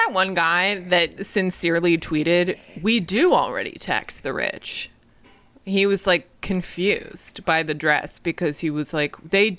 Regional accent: Boston, Massachusetts, United States; my hometown of Boston, Massachusetts

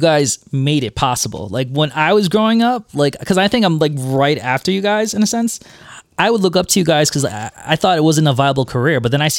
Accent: New York City, New York, United States; moved away; also born or lived in New Jersey; So I'm from Midwood, Brooklyn.

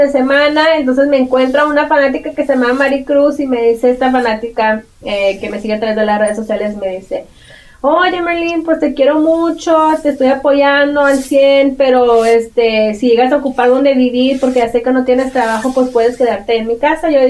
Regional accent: Mexico; born there; se vinieron para acá y nosotros nacimos en México y luego nos regresamos otra vez

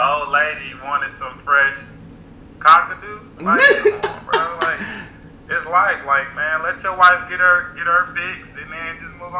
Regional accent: Atlanta, Georgia, United States; since I was raised in Atlanta

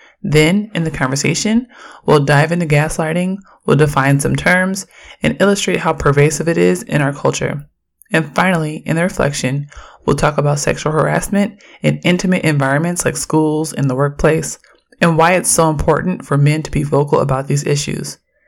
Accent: Oakland, California, United States; I'm from Oakland, and I'm a queer, Black feminist scholar.

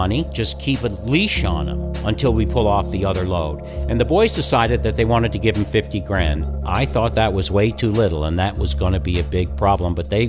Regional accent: Newfoundland and Labrador, Canada; I grew up with in Newfoundland

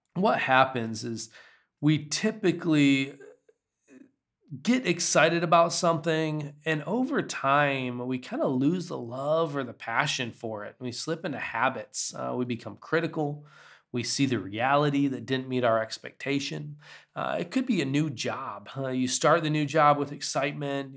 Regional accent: United States; as an American with a sensitive spirit

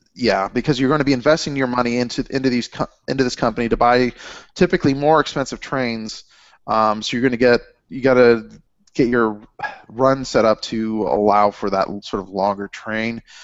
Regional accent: Cincinnati, Ohio, United States; I'm from the Midwest

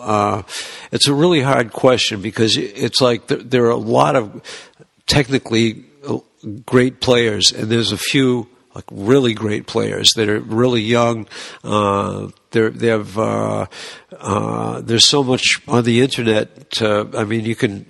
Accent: Boston, Massachusetts, United States; we're from Boston

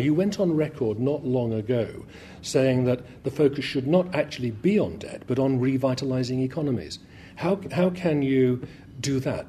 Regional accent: United Kingdom; Should we Brits feel quite smug that we're not part of the Eurozone?

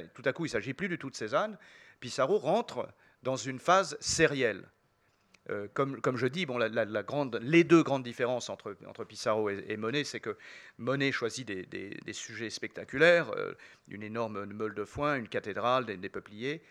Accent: France; chez nous en France

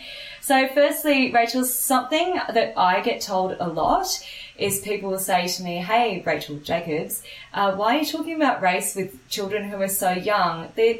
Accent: Australia; also born or lived in Papua New Guinea; I'm an Indian Australian. I was born in Papua New Guinea, and I'm a brown-skinned girl, very proudly.

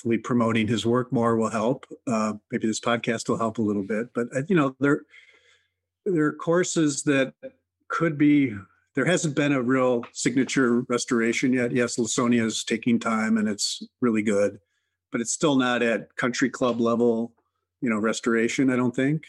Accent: Whitefish Bay, Wisconsin, United States; now in Chicago, United States; I grew up in Whitefish Bay, Wisconsin, suburb of Milwaukee

